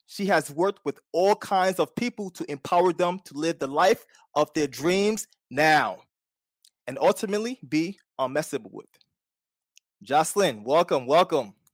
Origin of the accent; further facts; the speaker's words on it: New York City, New York, United States; I'm from Staten Island